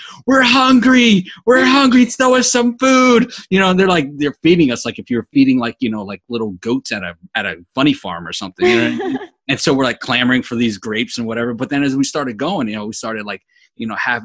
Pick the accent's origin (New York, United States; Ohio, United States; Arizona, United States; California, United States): New York, United States; me growing up in New York